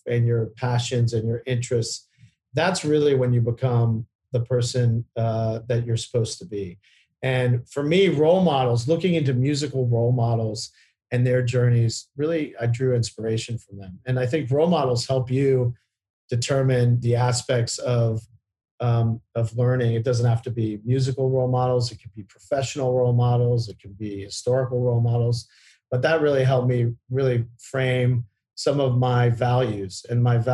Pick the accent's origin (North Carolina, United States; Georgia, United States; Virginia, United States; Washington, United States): Virginia, United States; I grew up in Virginia to two parents that were really academically minded